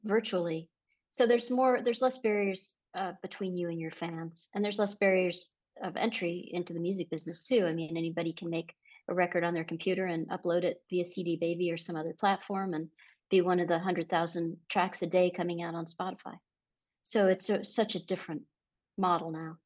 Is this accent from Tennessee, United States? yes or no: no; San Diego, California, United States; moved away; also born or lived in San Francisco, California; I grew up in La Jolla